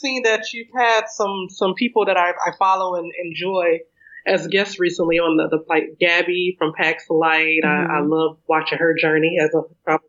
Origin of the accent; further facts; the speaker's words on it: Detroit, Michigan, United States; moved away as an adult; also born or lived in South Korea / Germany / Cape Town; I am, wow, almost 40, 39. And I am originally from Detroit, Michigan.